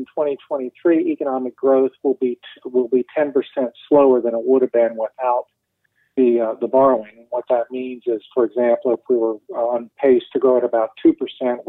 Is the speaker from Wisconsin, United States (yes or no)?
no; Cincinnati, Ohio, United States; now in North Carolina, United States; my town is Cincinnati.